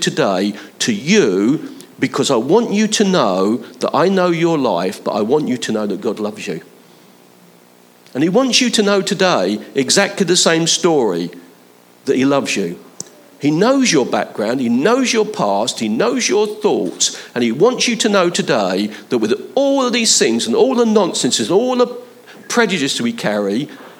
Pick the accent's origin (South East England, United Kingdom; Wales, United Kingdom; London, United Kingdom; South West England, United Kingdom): London, United Kingdom; Where I was born I wasn't born in London, but where I grew up, Leighton and Hackney was about 3 miles away